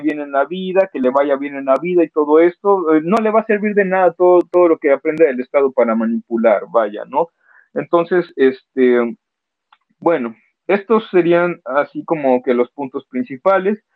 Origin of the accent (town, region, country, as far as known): Mexico